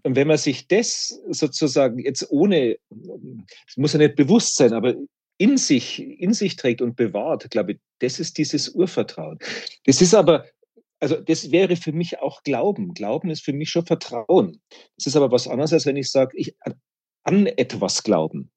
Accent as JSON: {"language": "German", "region": "Bavaria", "country": "Germany", "tie": "born or raised there", "said": "Ich bin in Bayern geboren und evangelisch"}